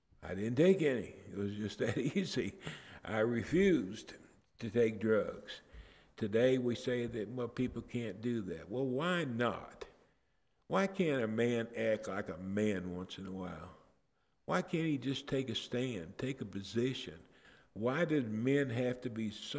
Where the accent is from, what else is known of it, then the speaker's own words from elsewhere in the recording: Detroit, Michigan, United States; I grew up in Detroit